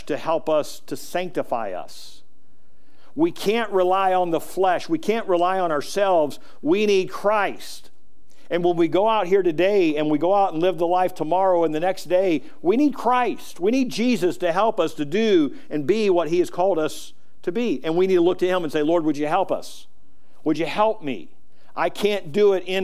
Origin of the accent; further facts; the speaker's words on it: United States; I'm American. I'm thankful that I was born in America